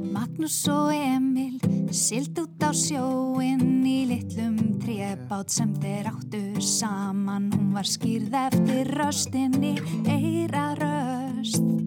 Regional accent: Iceland; moved away as an adult; also born or lived in Australia; Ég náttúrulega uh, ólst upp hérna á Íslandi

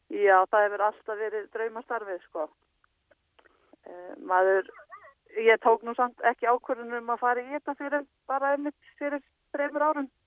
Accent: Jökulsárhlíð, Eastern Region, Iceland; ég er upp alveg í Jökulsálliðinni

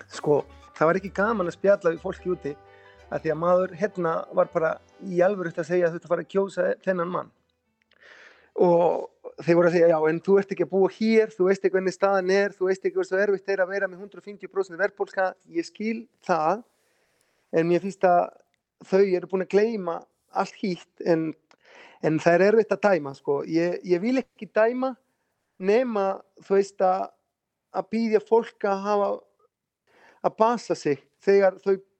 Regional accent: Rosario, Santa Fe, Argentina; Icelandic is a second language; moved away as an adult; now in Iceland; ég er frá Rosario í Argentínu ég fætist í Rosario hef búið þar alla mína æfi þangatil ég kom hingað

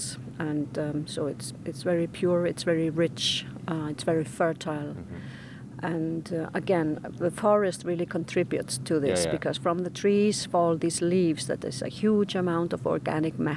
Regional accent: Reykjavik, Capital Region, Iceland; now in Vallanes, Iceland; I'm from Reykjavik, so I'm more used to wind

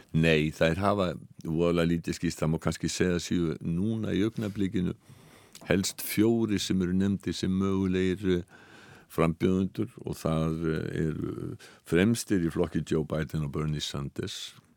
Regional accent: Iceland; við erum Íslendingar

